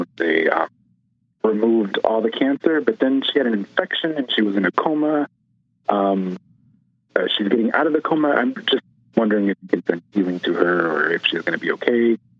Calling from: Carson, California, United States; I'm in Carson, California, near Los Angeles.

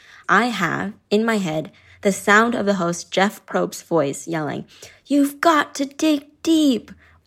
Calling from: Chachoengsao, Thailand; I'm calling from Chachingsao, Thailand.

